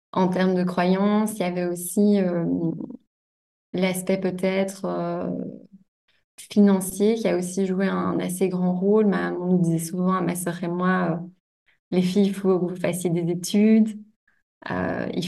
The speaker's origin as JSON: {"language": "French", "country": "Belgium", "tie": "born or raised there", "said": "donc je viens de Belgique. Euh, j'ai grandi à la campagne, à 20 minutes de Bruxelles environ."}